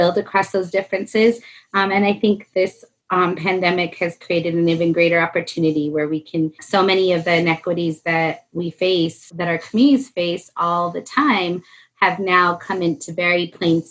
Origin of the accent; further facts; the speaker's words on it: Albuquerque, New Mexico, United States; I actually live in the home that I grew up in here in Southeast Albuquerque